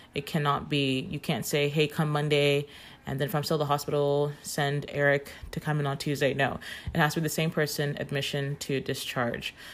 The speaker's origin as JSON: {"language": "English", "country": "Nigeria", "moved": "yes", "said": "I'm from Nigeria"}